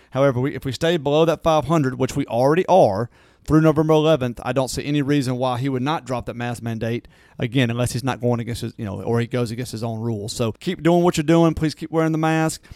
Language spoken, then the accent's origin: English; Natchez, Mississippi, United States; moved away; I grew up in my hometown of, of Natchez